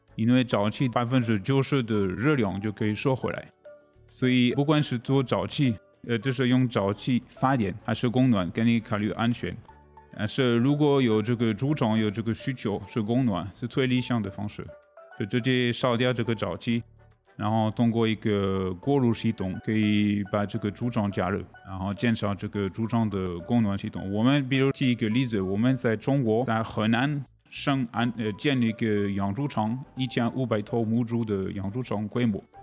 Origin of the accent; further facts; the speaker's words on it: France; Chinese is a second language; moved away as an adult; also born or lived in Asia; now in Taiwan; 我是法国人